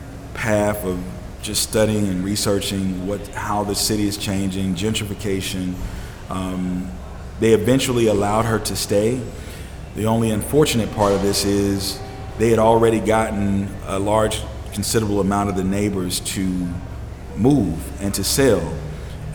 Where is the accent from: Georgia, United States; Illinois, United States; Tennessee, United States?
Georgia, United States; Atlanta; I grew up in Atlanta